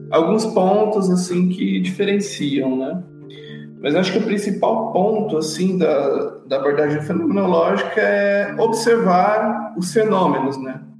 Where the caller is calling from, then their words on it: Uberlândia, Minas Gerais, Brazil; falo de Uberlândia, atuo aqui, trabalho aqui